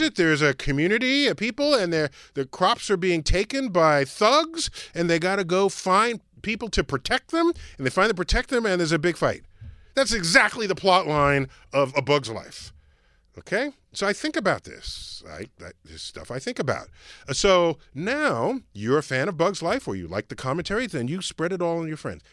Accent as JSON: {"language": "English", "town": "New York City", "region": "New York", "country": "United States", "said": "I'm from the Bronx"}